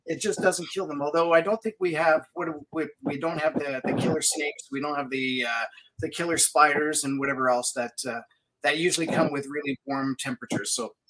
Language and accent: English; Manitoba, Canada; moved away; I grew up in Manitoba